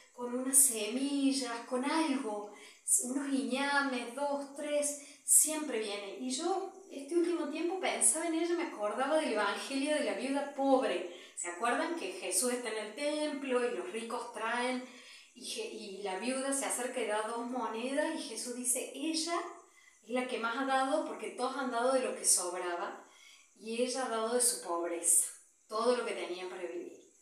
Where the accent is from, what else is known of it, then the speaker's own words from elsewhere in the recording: Córdoba, Argentina; moved away as an adult; also born or lived in Africa; nací y me crié en Argentina